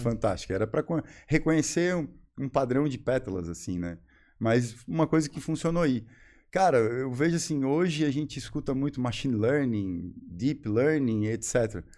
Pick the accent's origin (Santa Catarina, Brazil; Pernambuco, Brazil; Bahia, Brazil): Santa Catarina, Brazil; Florianópolis; moved away as an adult; also born or lived in Joinville; sou manezinho, né? Como a gente costuma dizer, quem nasce aqui